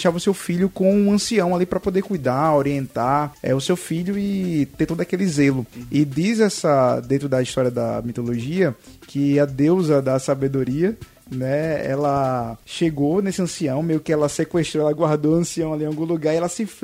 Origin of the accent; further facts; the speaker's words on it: Pernambuco, Brazil; Eu sou pernambucano, nasci, nasci em Pernambuco, e aí conheci Clara, né, em Natal.